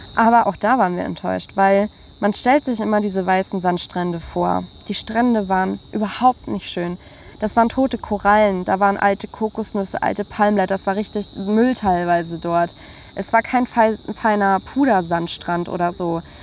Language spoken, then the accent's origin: German; Germany; wir Deutschen